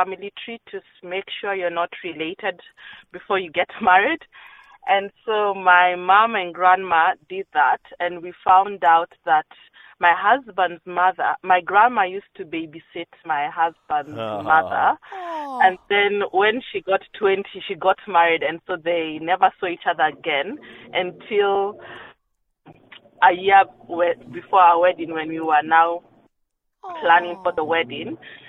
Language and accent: English; Kenya; moved away; So back home, I come from Kenya.